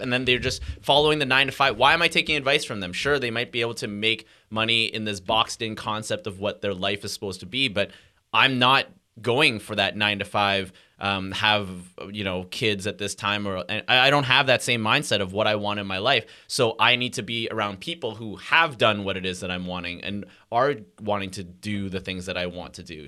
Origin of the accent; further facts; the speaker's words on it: Montreal, Quebec, Canada; also born or lived in Hong Kong; I was born in Montreal